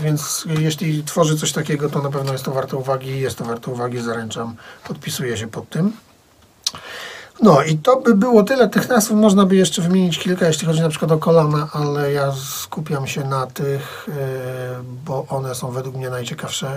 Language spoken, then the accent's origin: Polish; Tychy, Silesian Voivodeship, Poland; wychowałem się w tym mieście, spędziłem w nim 3 czwarte życia